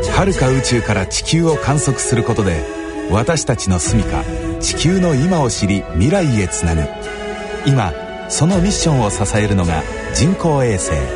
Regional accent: Kumamoto, Japan; also born or lived in Kagoshima; 私は熊あの熊本で育ってますけど、鹿児島で生まれたんですよ

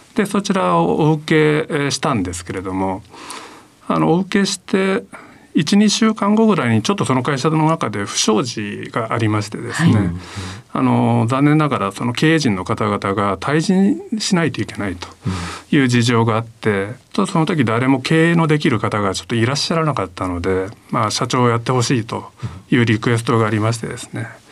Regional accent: Fukuyama, Hiroshima, Japan; 生まれはあの広島の福山という町ですね

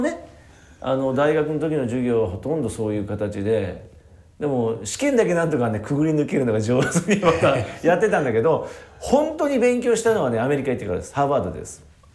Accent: Kagawa, Japan; moved away as an adult; also born or lived in Tokyo; 卒業以来離れてましたから地元に帰って

